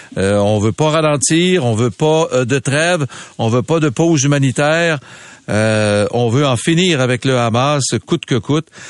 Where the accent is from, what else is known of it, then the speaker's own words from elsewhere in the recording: Quebec City, Quebec, Canada; moved away; je suis né à Québec, j'ai grandi à Québec